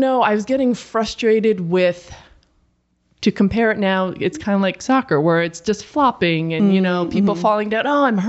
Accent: New England, United States; So I grew up in New England, so I was obviously a Celtics fan

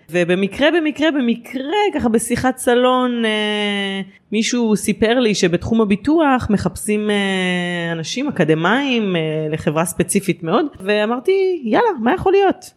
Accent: Rishon LeZion, Central District, Israel; אני גרה בראשון לציון מאז שנולדתי בערך

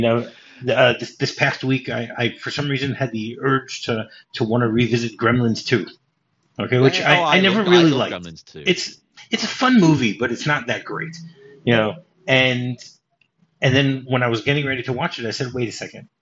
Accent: United States; moved away as an adult; now in Israel; I moved from the States to Israel

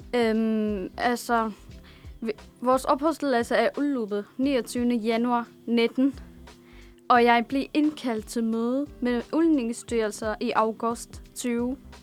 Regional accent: Damascus, Damascus Governorate, Syria; born or raised there; Danish is a second language; now in Denmark

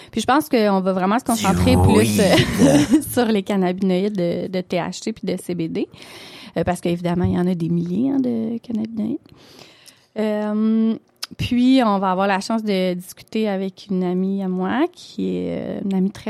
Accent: Quebec, Canada

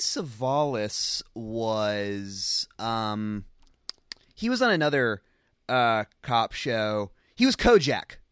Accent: Charlotte, North Carolina, United States; moved away; I'm from North Carolina. Every time I go back to Charlotte

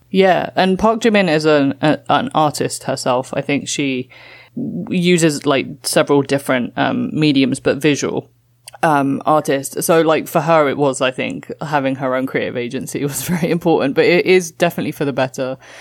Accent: London, United Kingdom; moved away as an adult; also born or lived in Toronto, Canada / Walthamstow, London; now in New York, United States; I grew up in London and I'm now living in New York

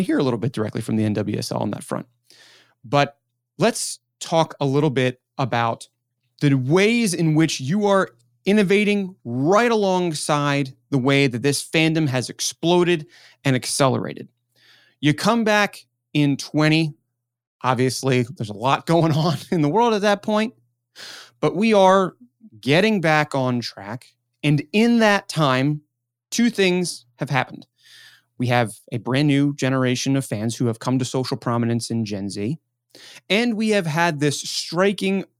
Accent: Baltimore, Maryland, United States; now in Pittsburgh, United States; I grew up in Baltimore

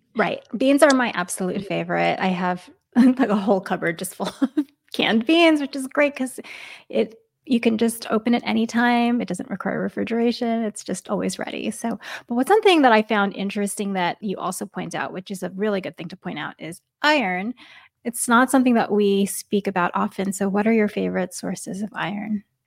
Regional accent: New York, United States; moved away; I grew up in New York

